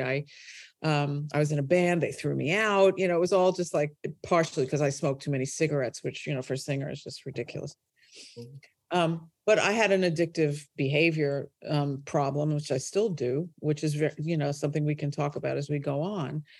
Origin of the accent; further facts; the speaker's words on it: New York City, New York, United States; moved away as an adult; also born or lived in United Kingdom; I started my life in Brooklyn, New York, and grew up there